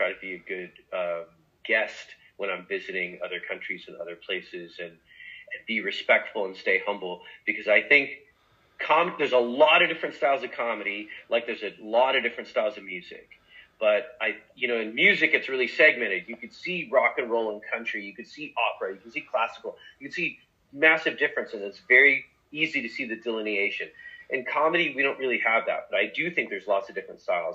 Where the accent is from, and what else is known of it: New York, United States; born or raised there; also born or lived in Egypt